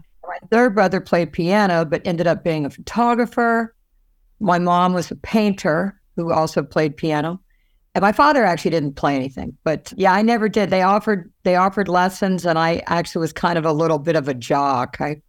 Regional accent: Virginia Beach, Virginia, United States; also born or lived in Fontana, California / Eastern Washington / South Carolina; So I was born in Fontana, California. And then they moved to Washington State, Eastern Washington for a second. And then they moved to South Carolina when I was about 3. And then when I was in 5th grade, we moved to Virginia Beach, Virginia

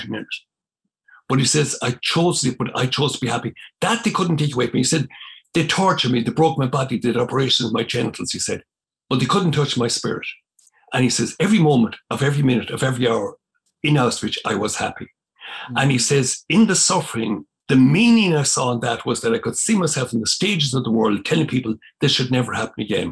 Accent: County Cavan, Ulster, Ireland; where I grew up in Dungimon, it was in County Cavan

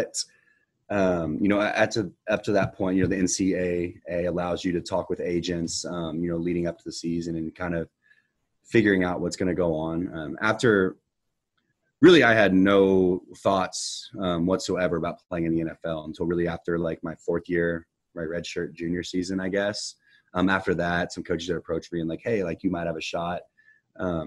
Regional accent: Houston, Texas, United States; born or raised there

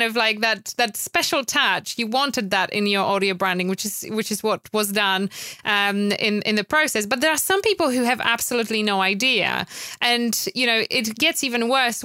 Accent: Poland; English is a second language; moved away as an adult; now in United Kingdom; I'm originally from Poland, so I've moved to UK after meeting my wonderful husband

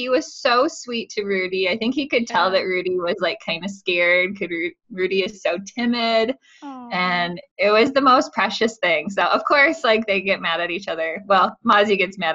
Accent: West Michigan, United States; moved away as an adult; now in Colorado, United States; I'm from West Michigan, born and raised

